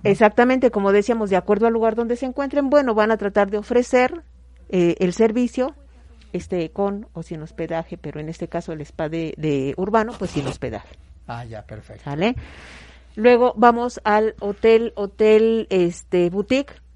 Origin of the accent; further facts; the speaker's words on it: Mexico; nosotros como mexicanos